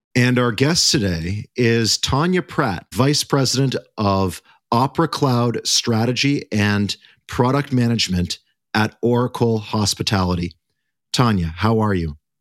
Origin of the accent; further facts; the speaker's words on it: Canada; we are all Canadian on this episode.